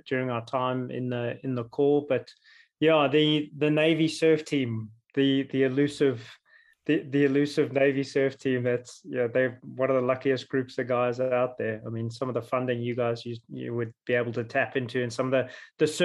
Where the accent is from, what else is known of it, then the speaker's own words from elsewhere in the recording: Jeffreys Bay, Eastern Cape, South Africa; I grew up in the Eastern Cape, South Africa, a little town called Jeffreys Bay.